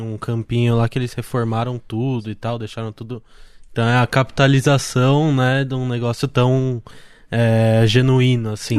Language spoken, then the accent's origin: Portuguese; Jundiaí, São Paulo, Brazil; eu sou da, de Jundiaí